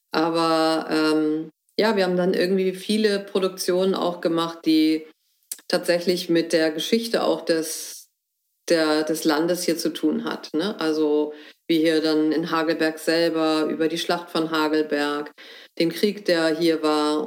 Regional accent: Hamburg, Germany; also born or lived in Heidelberg / Netherlands / Berlin; now in Hoher Fläming, Germany; ich komme gebürtig aus Hamburg und war dann in Heidelberg und in Holland und ähm, kurzzeitig auch nochmal in Berlin

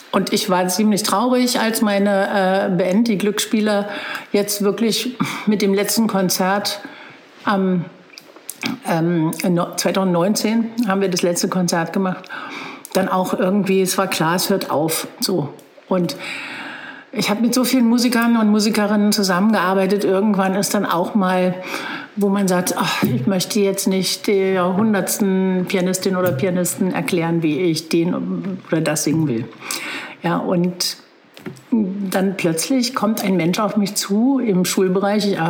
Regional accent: Berlin, Germany; now in Bad Belzig, Germany; nehmen Sie es mir nicht übel, aber ich komme aus Berlin, was meinen Sie denn mit Stadt?

